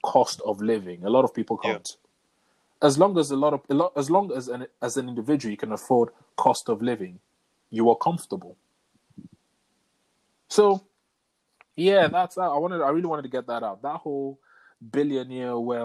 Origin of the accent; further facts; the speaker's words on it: England, United Kingdom; growing up in England.